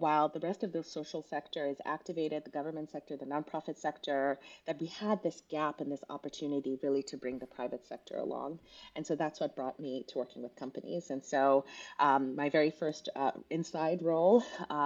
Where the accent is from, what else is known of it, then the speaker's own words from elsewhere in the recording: Kenya; also born or lived in Southern California; now in United States; I was actually born and raised in Kenya in East Africa